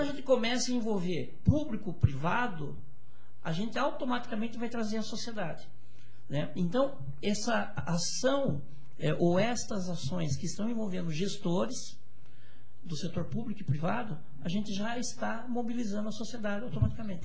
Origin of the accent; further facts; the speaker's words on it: Brazil; nós somos brasileiros